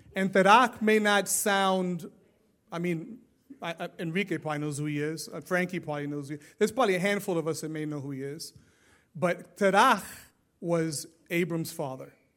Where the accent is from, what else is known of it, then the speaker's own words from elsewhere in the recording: New York City, New York, United States; now in Florida, United States; Growing up in New York City